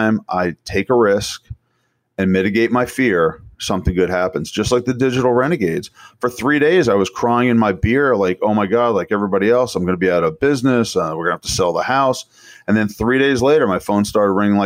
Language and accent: English; New York, United States; I'm from New York.